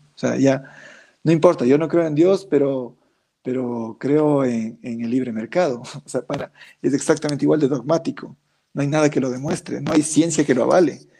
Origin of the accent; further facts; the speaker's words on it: Ecuador; Ecuador, mi país, mi tierra